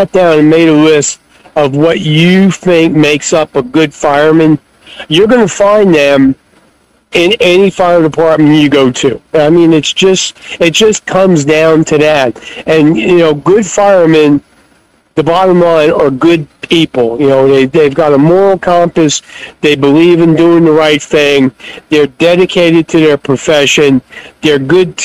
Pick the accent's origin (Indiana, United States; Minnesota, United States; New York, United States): New York, United States; Long Island, outside New York City, United States; moved away as an adult; also born or lived in Fort Bragg, North Carolina / Durham, North Carolina / Cherry Hill, New Jersey; I grew up out on Long Island, outside New York City.